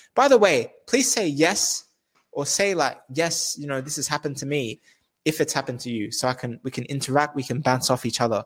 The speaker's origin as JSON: {"language": "English", "country": "Australia", "said": "I'm Australian as well. I'm Australian from Australia."}